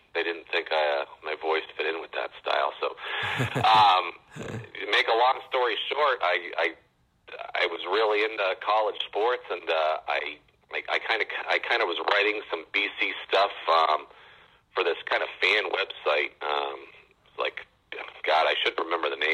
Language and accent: English; Central Massachusetts, United States; I grew up in the Central Mass area